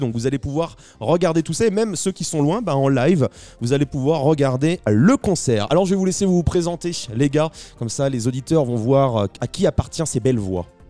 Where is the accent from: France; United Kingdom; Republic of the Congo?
France; Saint-Nazaire, Pays de la Loire; nous, on vient de Saint-Nazaire, juste à côté de Nantes